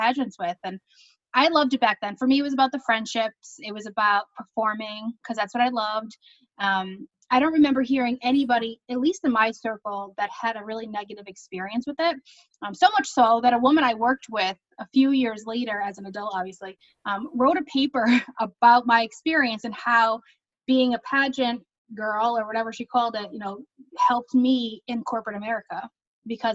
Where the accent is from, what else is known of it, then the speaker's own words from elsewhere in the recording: Troy, New York, United States; also born or lived in Manhattan; I'm from Troy, so I was Miss Uncle Sam.